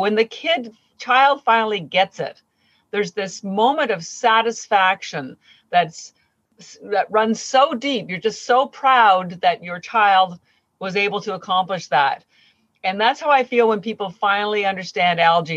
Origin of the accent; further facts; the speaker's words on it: Canada; moved away as an adult; now in Boston, United States; I do live in Boston, Massachusetts. I've been here for 30 years, but I'm Canadian